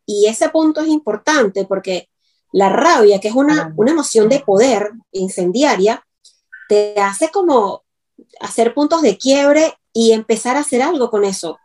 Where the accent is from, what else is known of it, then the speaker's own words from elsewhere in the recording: Venezuela; moved away; todas las cositas que los venezolanos entendemos